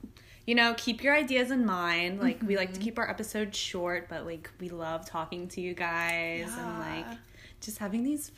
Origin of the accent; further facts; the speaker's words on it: Wilmington, Delaware, United States; moved away as an adult; also born or lived in Philadelphia; now in Pittsburgh, United States; I grew up in Delaware, the good old city of Wilmington, until I was like 17. Went to school in Delaware